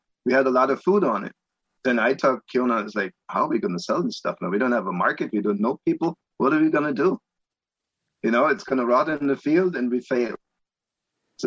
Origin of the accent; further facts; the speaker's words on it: Augsburg, Bavaria, Germany; moved away as an adult; also born or lived in Palm Beach, Florida; now in Monticello, United States; I grew up in Augsburg, Germany, which is about 30 miles west of Munich, so southern Bavaria